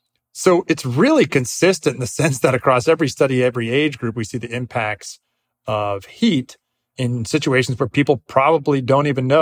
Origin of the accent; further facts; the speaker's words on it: Northeast, United States; I grew up in the Northeast. We never had school closures due to heat, even in June.